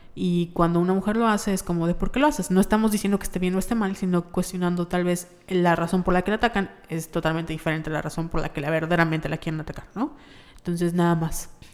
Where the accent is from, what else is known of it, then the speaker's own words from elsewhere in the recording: Yucatán, Mexico; accent: Yucatecan; nuestro acento yucateco